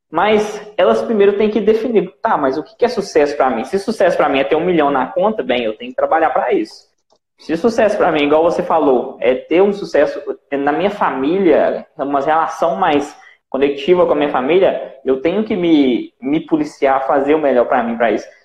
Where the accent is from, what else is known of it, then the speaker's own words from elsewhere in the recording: Cachoeiro de Itapemirim, Espírito Santo, Brazil; sou daqui do Espírito Santo, Cachoeira de Itapemirim.